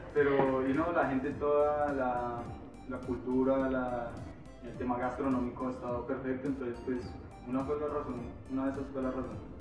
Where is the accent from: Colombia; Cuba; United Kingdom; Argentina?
Colombia; moved away as an adult; also born or lived in Veracruz, Mexico; now in Mexico